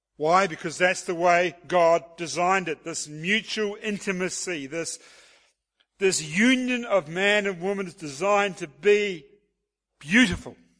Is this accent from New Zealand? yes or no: yes; New Zealand; being a New Zealander